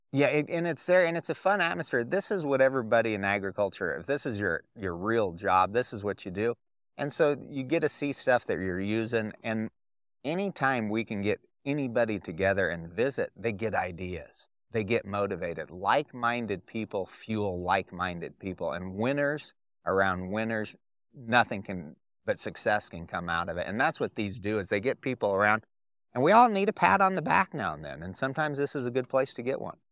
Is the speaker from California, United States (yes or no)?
no; Durango, Colorado, United States; I grew up in Durango, Colorado